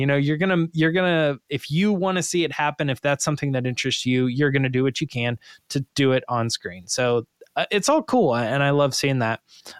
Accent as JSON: {"language": "English", "region": "Scotland", "country": "United Kingdom", "said": "I'm from Scotland."}